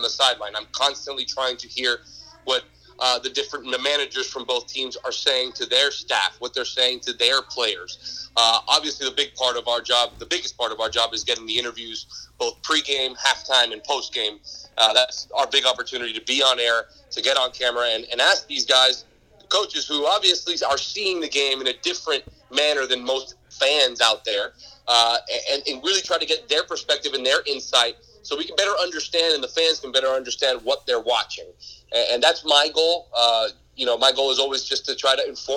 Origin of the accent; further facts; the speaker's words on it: Miami, Florida, United States; moved away; I'm born and raised in Miami. I don't live there anymore